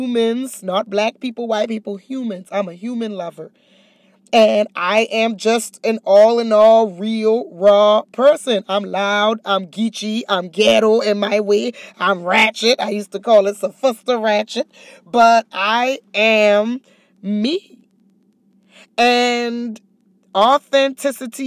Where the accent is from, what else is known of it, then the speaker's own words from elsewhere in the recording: Charleston, South Carolina, United States; moved away as an adult; I'm from a small town, Charleston, South Carolina